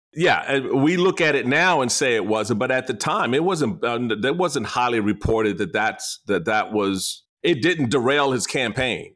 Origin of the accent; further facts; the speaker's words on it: the East, East Coast, United States; I'm from the E, I'm from the East